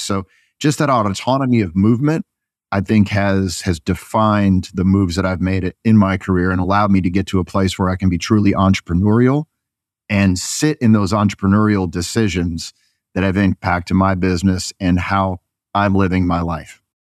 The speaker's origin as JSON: {"language": "English", "region": "Northeast", "country": "United States", "also_born_or_lived": "Waco, Texas", "moved": "as an adult"}